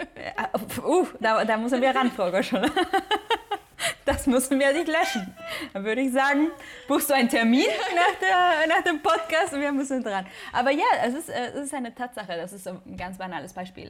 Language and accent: German; Mexico; moved away as an adult; now in Hamburg, Germany; Ich bin gebürtige Mexikanerin